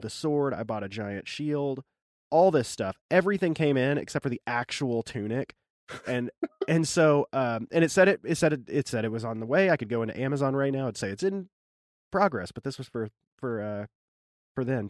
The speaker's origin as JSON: {"language": "English", "region": "Arkansas", "country": "United States", "tie": "born or raised there", "moved": "yes", "lives_now": "Maryland, United States", "said": "I grew up in Arkansas, my wife did too"}